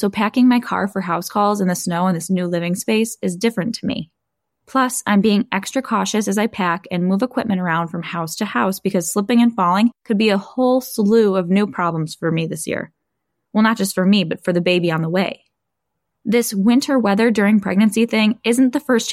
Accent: Buffalo, New York, United States; here in my hometown in Buffalo, New York

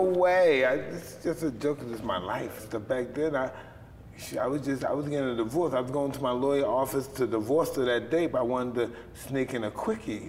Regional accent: New York City, New York, United States; I come from Brownsville

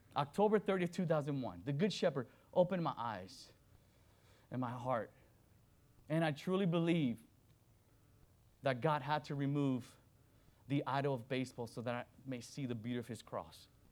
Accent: Miami, Florida, United States; also born or lived in Dominican Republic; I was born in Dominican Republic, raised in Miami, Florida

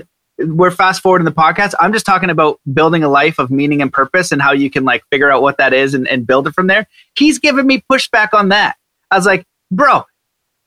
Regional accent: Canada; I'm Canadian

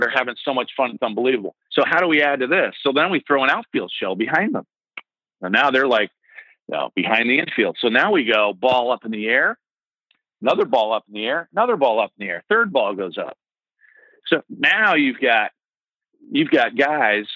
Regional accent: Northeast, United States; I grew up in the Northeast

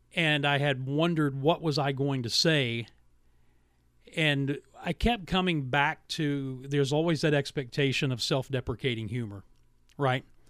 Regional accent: Williamson, West Virginia, United States; moved away; My hometown of Williamson, West Virginia, was such a great place to grow up.

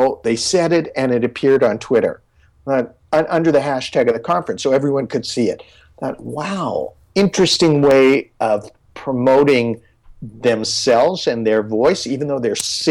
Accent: Canada; I'm from Canada

